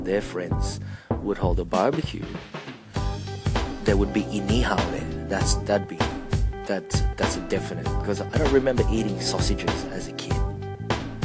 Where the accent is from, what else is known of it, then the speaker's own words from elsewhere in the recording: Australia; being Australian.